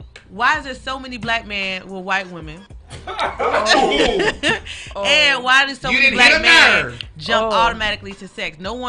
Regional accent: the South, United States; now in Los Angeles, United States; because I'm from the South

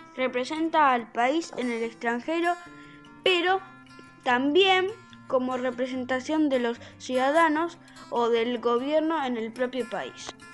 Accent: Argentina; como argentino

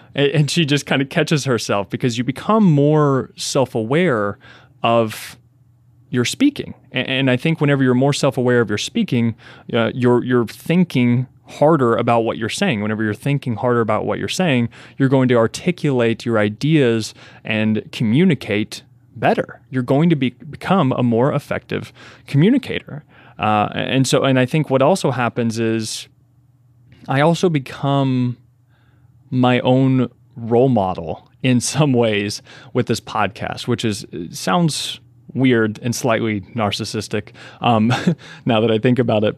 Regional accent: Kentucky, United States; moved away as an adult; also born or lived in Lexington, Kentucky; now in New York City, United States; I was born and raised in Kentucky, right? In a, in a twenty thousand person, uh, small town

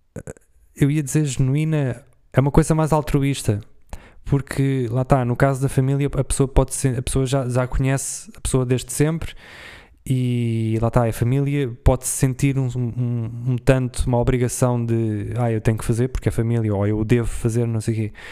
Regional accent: Portugal; eu, como sou de Portugal

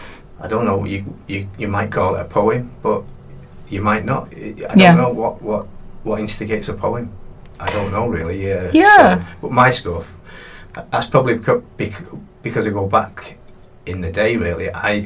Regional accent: Salford, North West England, United Kingdom; also born or lived in Manchester; I was born in Salford.

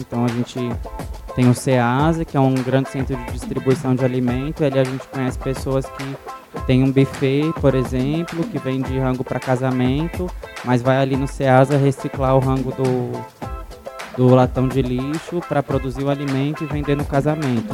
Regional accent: São Paulo, Brazil; also born or lived in Bom Pastor 2 settlement, interior of São Paulo / Parelheiros, São Paulo; eu nasci no Grajaú em 89

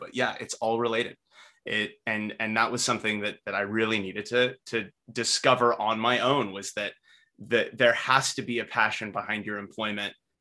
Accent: Northern California, United States; I'm from Northern California, right? So I was raised around weed.

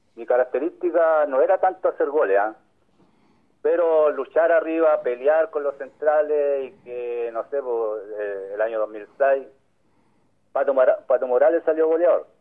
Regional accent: Lota, Biobío, Chile; yo cuando niño empecé en Lota Schwager antes que desapareciera el año 94

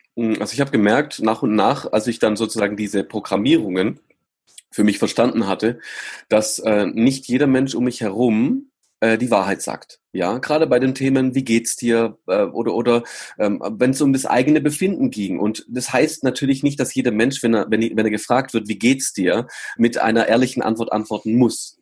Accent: Germany; Ich bin in Deutschland geboren worden

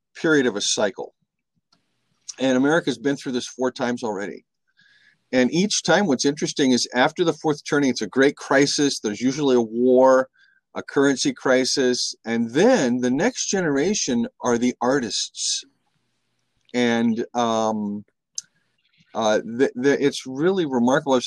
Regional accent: San Francisco, California, United States; I grew up in San Francisco in the 60s and 70s.

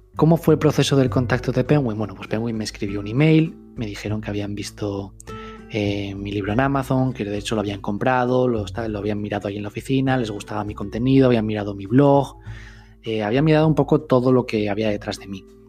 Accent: Gijón, Asturias, Spain; also born or lived in Madrid; yo vivía en Madrid, me volví a mi tierra, a Gijón, que está en el norte de España

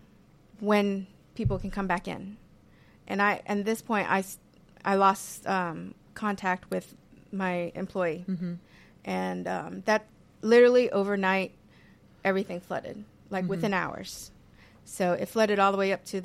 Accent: New Orleans, Louisiana, United States; growing up in New Orleans

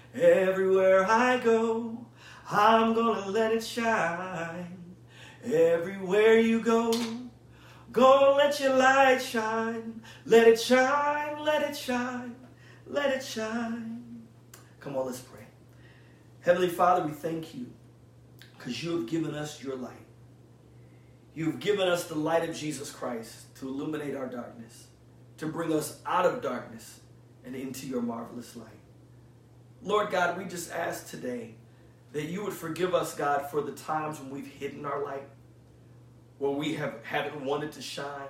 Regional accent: South Bend, Indiana, United States; my go-to verse always at the time growing up in South Bend, Indiana, was shine all over Chicago.

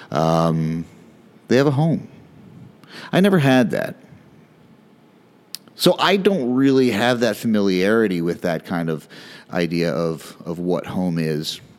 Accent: New Jersey, United States; born there; also born or lived in Philadelphia / Cincinnati / Chicago / Detroit; so I was born in North Jersey, then we moved outside of Philly, and then Cincinnati, and then Chicago, and then outside Detroit, then outside Houston, and then to Maryland, where I went to high school.

